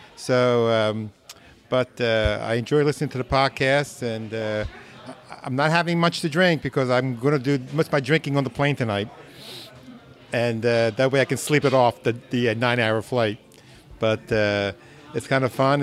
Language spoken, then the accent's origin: English; Philadelphia, Pennsylvania, United States; I'm from Philadelphia, lived here all my life